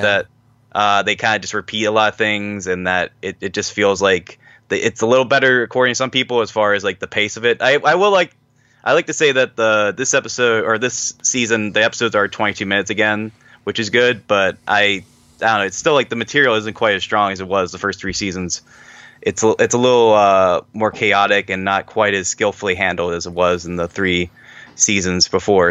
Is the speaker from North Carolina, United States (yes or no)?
no; Pittsburgh, Pennsylvania, United States; I'm a man from Pittsburgh, Pennsylvania